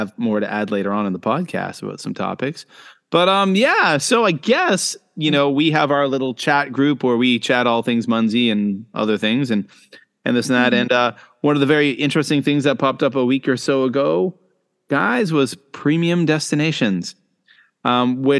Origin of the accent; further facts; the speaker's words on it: Canada; now in Shenzhen, China; I'm a Canadian coming to you from Shenzhen, China